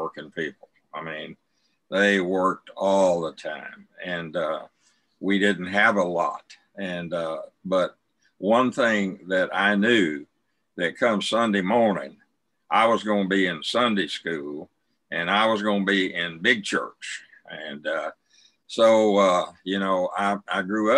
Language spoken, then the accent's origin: English; Snyder, Texas, United States; I was raised out in West Texas in a town called Snyder, Texas. It's between Abilene and Lubbock